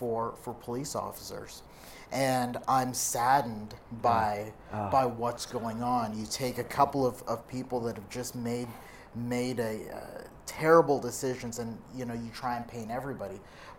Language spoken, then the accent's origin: English; Canada; now in United States; I grew up in Canada